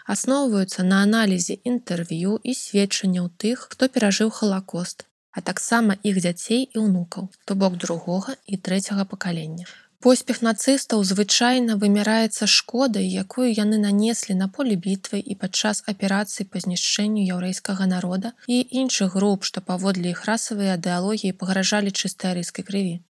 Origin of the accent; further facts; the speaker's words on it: Belarus; мы беларусы